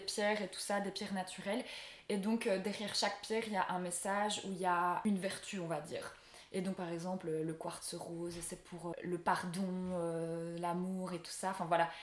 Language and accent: French; Belgium; je rentre chez moi en Belgique